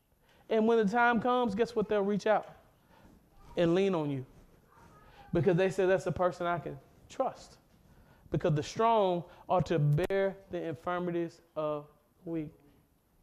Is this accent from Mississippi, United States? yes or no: yes; Mississippi, United States; I'm from Mississippi